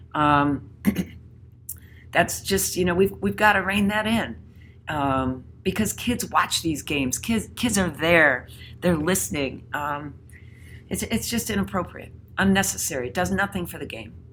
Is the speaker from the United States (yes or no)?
yes; Connecticut, United States; my home state of Connecticut